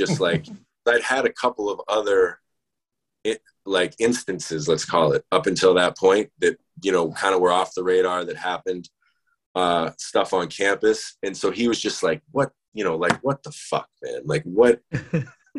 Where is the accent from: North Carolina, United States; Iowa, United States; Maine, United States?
Maine, United States; moved away; also born or lived in Maryland; I was in Maine, I was in my hometown